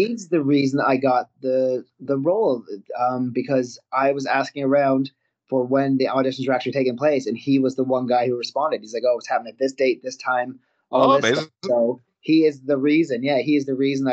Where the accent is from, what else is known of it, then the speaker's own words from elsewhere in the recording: Canada; moved away; I'm originally from Canada